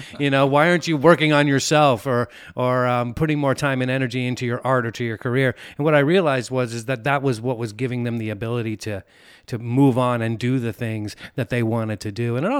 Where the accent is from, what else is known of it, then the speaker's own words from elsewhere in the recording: Pleasant Hill, California, United States; moved away; I'm from Pleasant Hill.